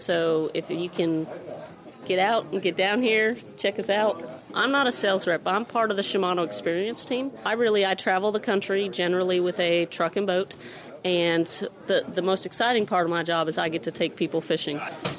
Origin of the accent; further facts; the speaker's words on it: Vermont, United States; moved away; I'm actually from Vermont.